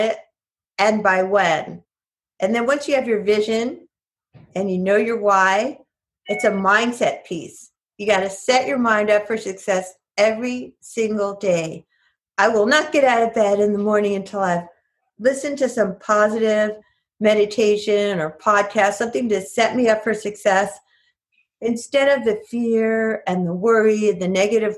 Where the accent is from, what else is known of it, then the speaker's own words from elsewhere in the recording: New York, United States; moved away; I'm from New York originally